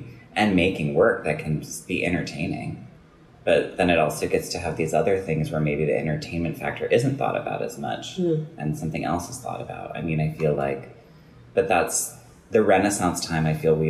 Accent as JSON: {"language": "English", "region": "Wisconsin", "country": "United States", "tie": "born or raised there", "said": "I'm from Wisconsin. I grew up there."}